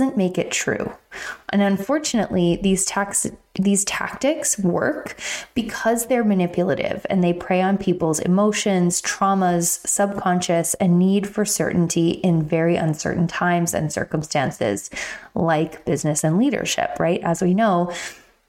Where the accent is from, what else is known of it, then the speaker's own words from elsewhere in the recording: Pennsylvania, United States; moved away; my hometown in PA